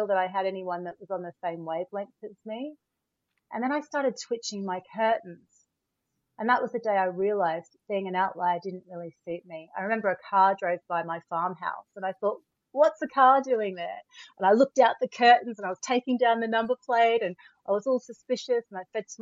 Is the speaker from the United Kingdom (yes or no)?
no; Melbourne, Victoria, Australia; moved away as an adult; also born or lived in Williamstown / Trento, Italy; I grew up in Australia, in Melbourne.